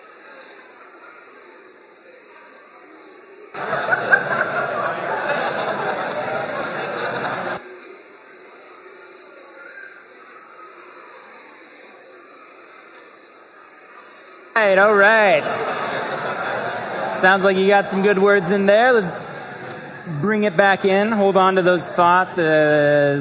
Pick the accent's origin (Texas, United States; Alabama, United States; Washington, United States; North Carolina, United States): Washington, United States; Vancouver; also born or lived in Seattle, Washington; I grew up in Vancouver